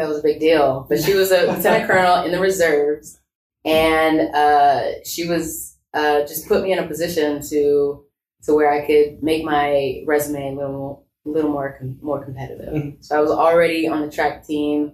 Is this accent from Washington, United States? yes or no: no; Stone Mountain, Georgia, United States; moved away as an adult; I grew up in Stone Mountain, which is, you know, a very homogenous type of town with a lot of people that looked like me